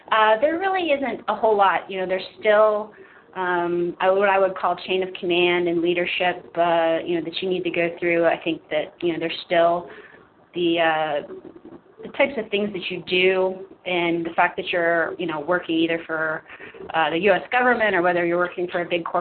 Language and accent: English; Pittsburgh, Pennsylvania, United States; moved away as an adult; I'm from the Pittsburgh area originally